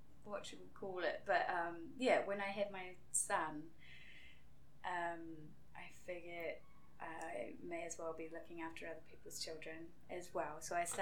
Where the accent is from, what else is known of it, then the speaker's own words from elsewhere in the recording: Wainuiomata, Wellington, New Zealand; also born or lived in Detroit, United States; I grew up in Wainuiomata, just over the hill there